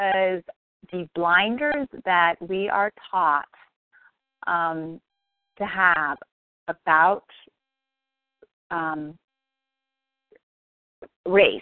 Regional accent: Bay Area, California, United States; growing up in the Bay Area

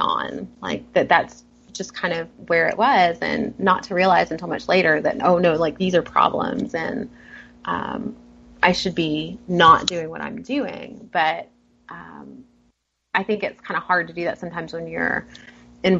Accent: the South, United States; I grew up in the South

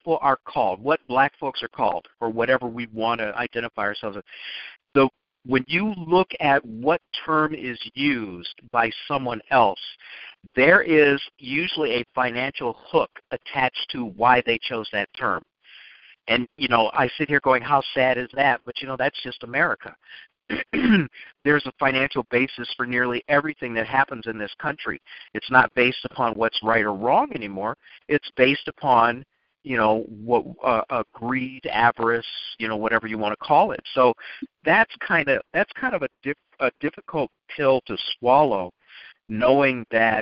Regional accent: Chicago, Illinois, United States; I grew up in a middle-class family. You know, I grew up in the University of Chicago neighborhood

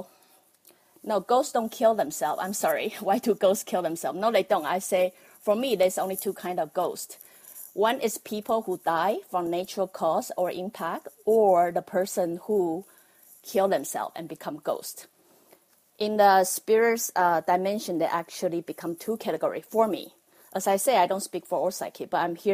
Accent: Taiwan; accent: Taiwanese; I'm from Taiwan. That's why you have to bear with my Taiwanese accent

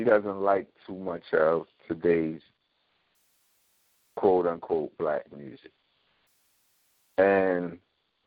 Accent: Philadelphia, Pennsylvania, United States; growing up in North Philly, I take my children down there

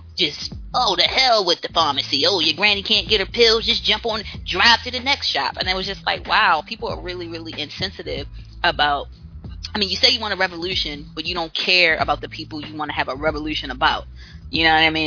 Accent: Baltimore, Maryland, United States; moved away; I'm from Baltimore, um, raised in Baltimore City, worked in Baltimore City

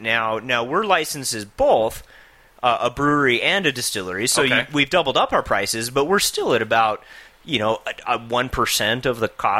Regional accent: Albuquerque, New Mexico, United States; I grew up here in Albuquerque.

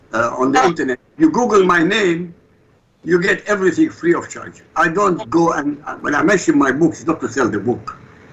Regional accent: Iraq; English is a second language; now in United States; I'm originally from Iraq.

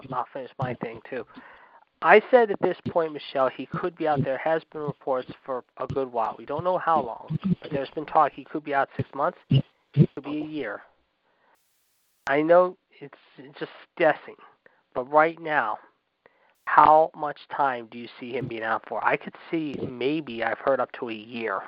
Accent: Pittsburgh, Pennsylvania, United States; my hometown of Pittsburgh

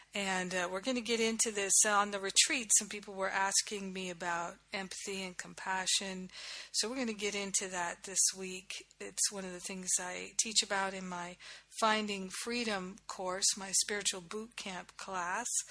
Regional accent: Rhode Island, United States; moved away as an adult; also born or lived in Boston / New York / Los Angeles / Kauai; I grew up in Rhode Island.

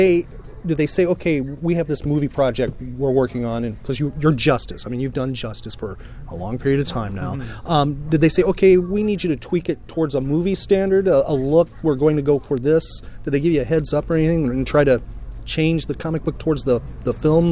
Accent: Chicago, Illinois, United States; now in Orlando, United States; Kimmy and I grew up in the Midwest, in the Chicagoland area.

